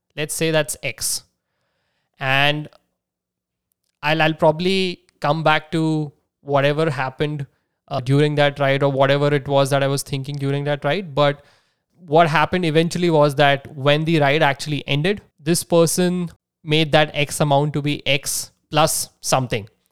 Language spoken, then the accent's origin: English; Nagpur, Maharashtra, India; moved away as an adult; also born or lived in San Jose, California; my hometown. That's that's Nagpur in Maharashtra